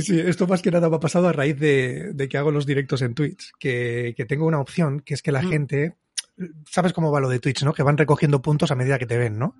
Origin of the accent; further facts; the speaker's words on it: Barcelona, Catalonia, Spain; He nacido en Barcelona, vivo en Barcelona, pues soy del Barça